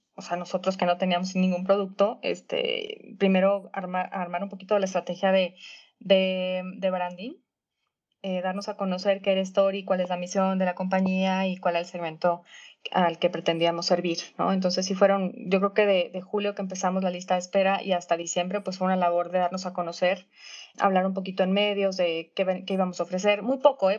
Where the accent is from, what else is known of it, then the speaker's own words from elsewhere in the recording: Mexico; yo como mexicana